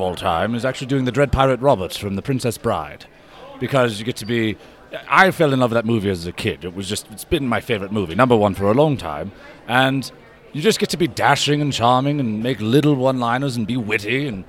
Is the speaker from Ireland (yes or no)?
yes; Ireland; Actually, I'm from Ireland